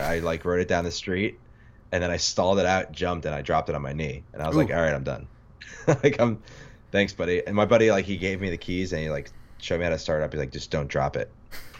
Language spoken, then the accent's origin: English; New York City, New York, United States; Yeah, I grew up in Queens playing baseball, and it was super fun.